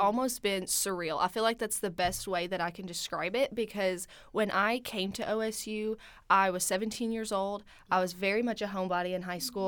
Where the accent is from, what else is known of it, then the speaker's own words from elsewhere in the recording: Milton, Tennessee, United States; moved away as an adult; now in Stillwater, United States; I'm originally from Milton, Tennessee